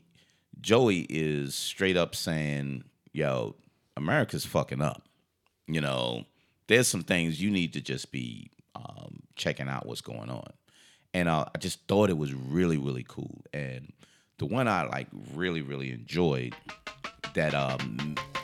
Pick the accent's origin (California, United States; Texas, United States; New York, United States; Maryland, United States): New York, United States; now in Atlanta, United States; we're from New York